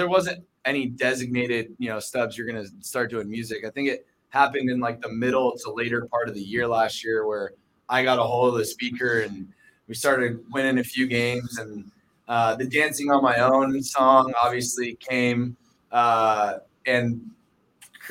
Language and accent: English; San Diego, California, United States; now in Phoenix, United States; I grew up in San Diego, and so I was a beach bum